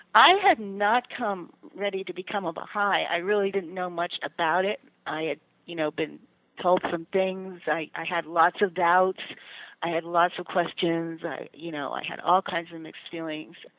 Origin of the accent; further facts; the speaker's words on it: Allentown, Pennsylvania, United States; I grew up in Allentown, Pennsylvania